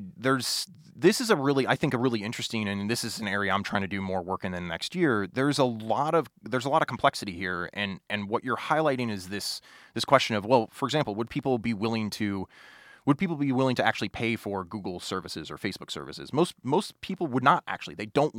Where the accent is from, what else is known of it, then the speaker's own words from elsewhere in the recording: Springfield, Illinois, United States; So, you know, I'm originally from Springfield, Illinois, but my grandparents lived in Olney, Illinois, which is a small little micropolitan area in southern Illinois.